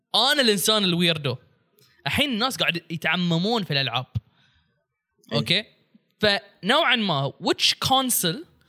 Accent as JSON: {"language": "Arabic", "country": "Bahrain", "said": "انا بحريني"}